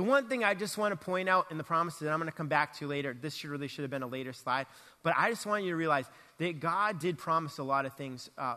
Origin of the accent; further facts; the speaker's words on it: Boston, Massachusetts, United States; moved away as an adult; also born or lived in Texas / Atlanta; growing up in Boston